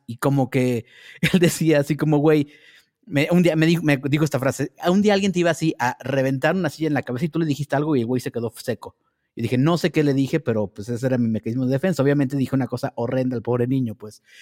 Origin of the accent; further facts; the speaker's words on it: Naucalpan, State of Mexico, Mexico; also born or lived in Tampico, Tamaulipas; nací en Tampico, Tamaulipas, pero me fui de vivir de ahí desde que tenía seis años y llegué a vivir a Ciudad Satélite